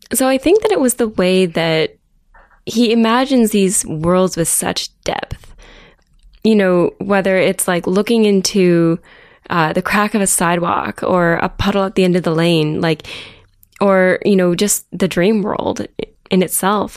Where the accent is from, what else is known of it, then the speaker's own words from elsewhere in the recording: Chatsworth, Ontario, Canada; moved away as an adult; also born or lived in Ottawa; now in Toronto, Canada; I grew up in a tiny little town called Chatsworth. It's up in southwestern Ontario near Owen